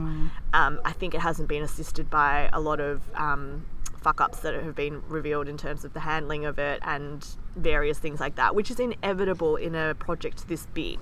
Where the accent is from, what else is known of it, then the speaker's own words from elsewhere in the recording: Australia; both of us are born in Australia